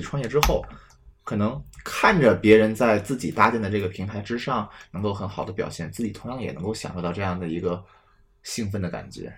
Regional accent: Beijing, China; 我自己是从小在北京胡同里长大

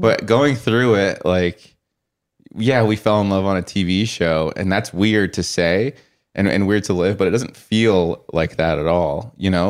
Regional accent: Colorado, United States; growing up in Colorado

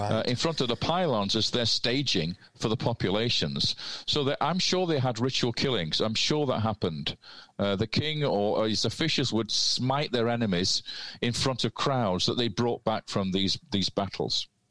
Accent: Manchester, North West England, United Kingdom; I'm Mancunian

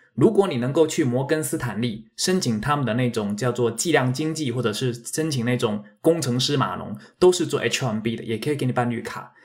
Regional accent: Fujian, China; now in United States; 我是福建人哈，所以那个到时候如果发音什么地方不准的

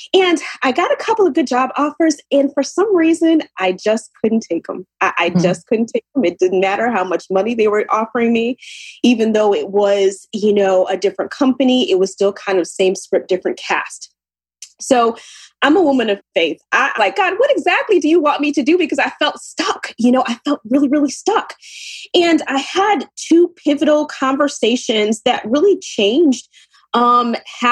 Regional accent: Ann Arbor, Michigan, United States; moved away as an adult; also born or lived in New Jersey / New York; now in New York area, United States; I'm originally from Ann Arbor, Michigan, and I moved to the East Coast in New Jersey, New York area about 22 years now

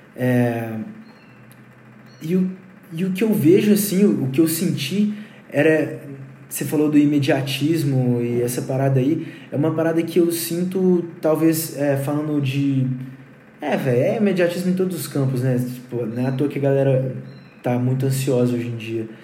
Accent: Brumadinho, Minas Gerais, Brazil; eu moro numa casa afastadona, fica no município de Brumadinho e lá eu crio e o nome da banda vem de lá, os integrantes se conheceram lá

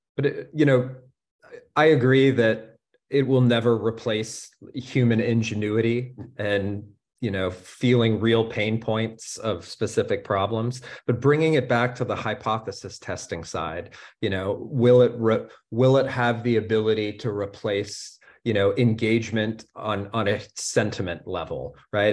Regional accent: United States; now in Germany; as an American living in, in Germany

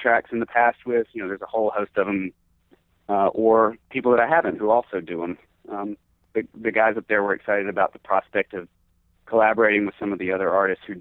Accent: Georgia, United States; moved away; I'm from Georgia originally, and so like Atlanta's like the home team. It's like I haven't lived there in a really long time

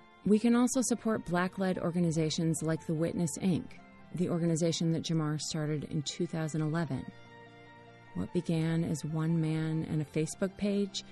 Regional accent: United States; As an American

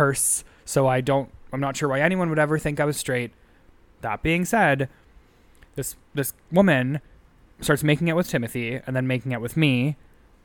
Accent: Sudbury, Ontario, Canada; I'm from Sudbury, Ontario

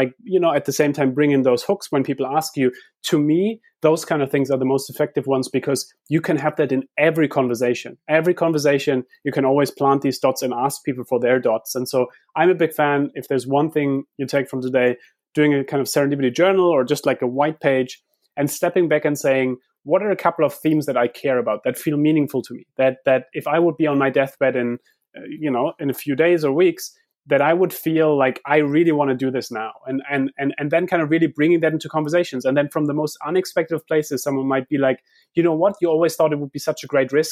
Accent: Heidelberg, Baden-Württemberg, Germany; moved away; I grew up in Heidelberg where we have this philosopher's way

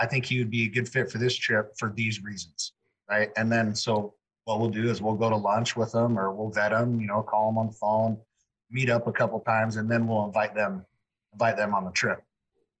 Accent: Arlington, Washington, United States; I'm from Arlington, Washington

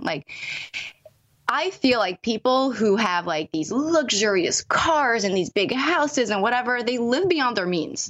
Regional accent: Montreal, Quebec, Canada; born or raised there

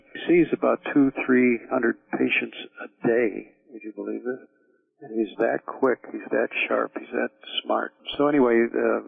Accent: Chicago, Illinois, United States; moved away as an adult; also born or lived in New York / Miami, Florida; I'm from Chicago originally.

